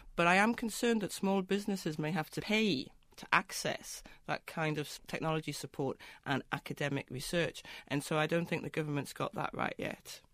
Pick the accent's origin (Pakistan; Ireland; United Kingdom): United Kingdom; Newcastle upon Tyne, North East England; Newcastle, my hometown